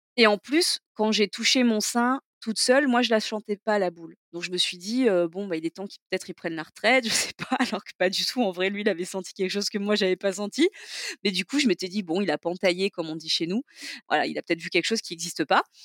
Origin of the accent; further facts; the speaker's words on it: Toulon, Provence-Alpes-Côte d'Azur, France; also born or lived in Digne-les-Bains / Saint-Mandrier / Hyères / Marseille; je suis du sud de la France et non pas du sud de la frange, mais euh, du sud de la France et euh, donc j'ai grandi, dans le dans le sud-est